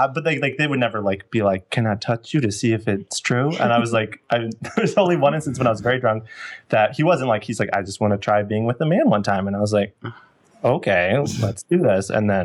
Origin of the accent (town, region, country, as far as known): Indiana, United States